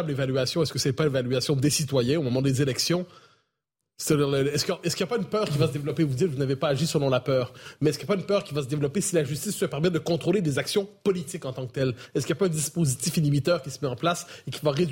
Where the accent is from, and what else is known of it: France